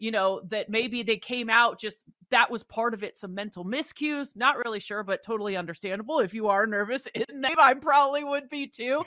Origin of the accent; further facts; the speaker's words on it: Seattle, Washington, United States; I am from Seattle